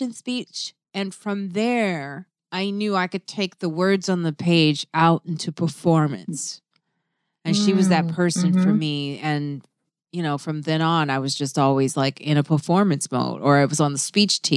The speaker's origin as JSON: {"language": "English", "town": "Chicago", "region": "Illinois", "country": "United States", "also_born_or_lived": "Syracuse", "moved": "as an adult", "said": "I was from Chicago"}